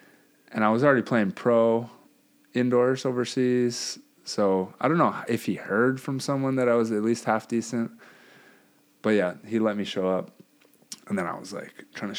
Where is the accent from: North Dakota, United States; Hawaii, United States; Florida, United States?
Hawaii, United States; I'm from Hawaii too.